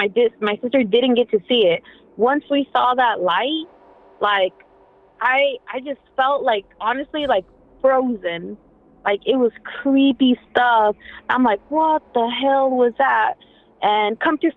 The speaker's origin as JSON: {"language": "English", "town": "Merced", "region": "California", "country": "United States", "said": "we're from Merced, California"}